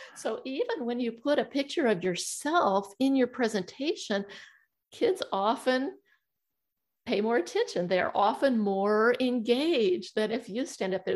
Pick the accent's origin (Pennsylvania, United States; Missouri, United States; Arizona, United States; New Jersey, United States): Missouri, United States; I'm from Missouri and we call that the show me state.